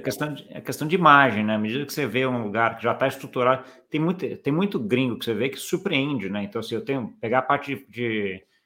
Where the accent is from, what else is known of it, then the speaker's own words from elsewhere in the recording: Brazil; como brasileiro